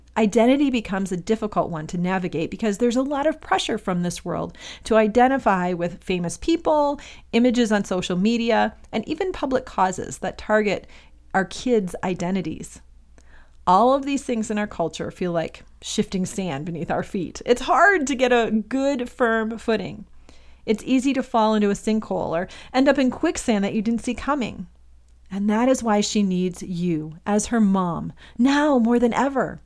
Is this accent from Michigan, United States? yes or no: yes; Michigan, United States; moved away as an adult; also born or lived in Indiana; now in Los Angeles, United States; I'm originally from Michigan, and I grew up there until I went to college in Indiana for four years